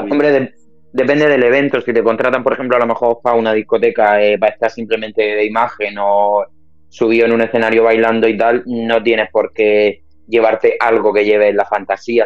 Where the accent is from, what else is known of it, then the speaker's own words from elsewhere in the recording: Cartagena, Region of Murcia, Spain; yo soy de Cartagena y aquí en Cartagena no puedes vivir de esto